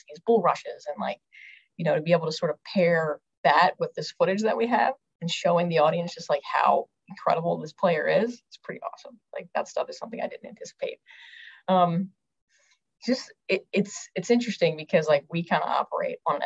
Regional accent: outside Philadelphia, Pennsylvania, United States; I grew up right outside of Philly

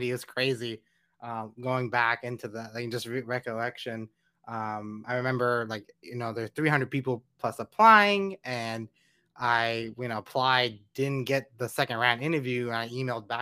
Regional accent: Los Angeles, California, United States; moved away as an adult; also born or lived in College Station, Texas; growing up in Los Angeles, we're not a football city

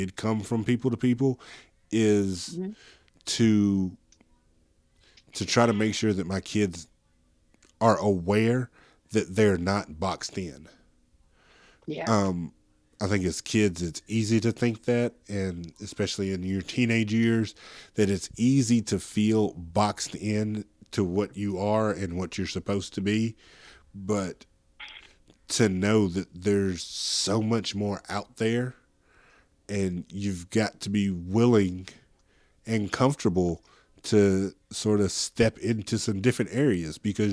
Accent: Middle Tennessee, United States; I'm black man from Middle Tennessee

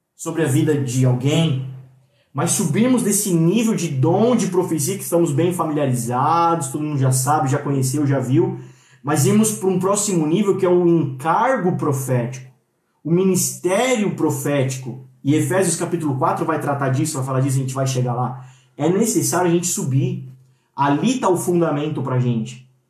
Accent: Brazil; Na nossa cultura brasileira

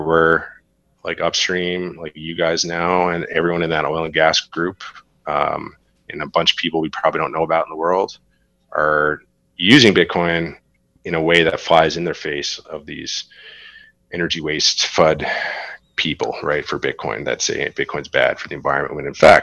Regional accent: Newfoundland and Labrador, Canada; also born or lived in Alberta / Saskatchewan; now in Western Canada; Newfoundland is very liberal, very left-leaning, has unfortunately had to rely on government for a long time

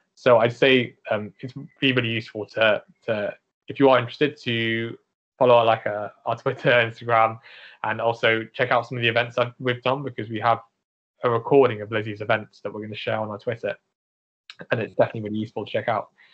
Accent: United Kingdom; I'm British Asian

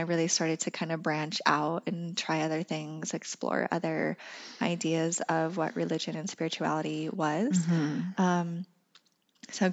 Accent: Craig, Colorado, United States; I grew up in Northwest Colorado in a town called Craig

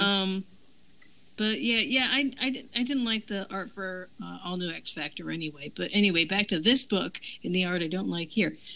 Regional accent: Florida, United States; now in North Carolina, United States; I'm from originally from Florida, and I'm currently living in North Carolina

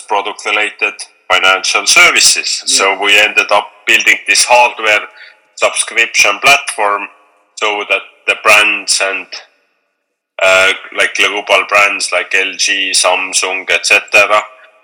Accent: Tallinn, Harju County, Estonia; from Tallinn, Estonia

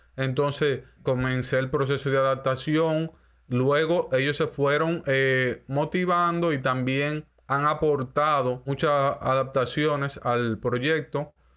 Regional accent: Dominican Republic; primero como dominicano y luego como músico

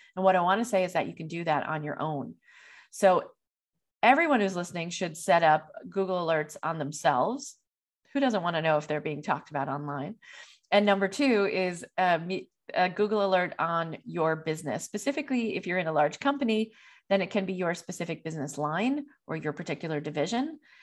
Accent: New York, United States; being a New Yorker

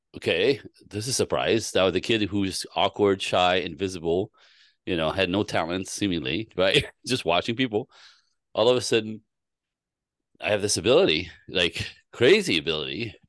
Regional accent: Canada; I was born in Canada.

